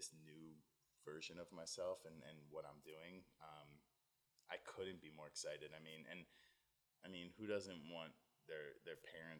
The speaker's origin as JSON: {"language": "English", "region": "New Jersey", "country": "United States", "tie": "born or raised there", "lives_now": "Los Angeles, United States", "said": "I was born in the South Jersey area. Mm-hmm. Raised there. Have great family, good friends back there. Home is here now."}